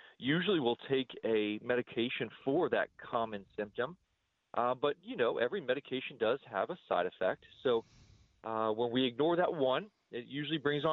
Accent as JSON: {"language": "English", "country": "United States", "said": "as an American"}